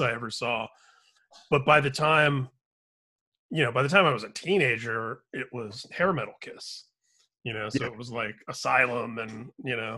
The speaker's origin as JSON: {"language": "English", "region": "Indiana", "country": "United States", "tie": "born or raised there", "said": "I grew up in Indiana"}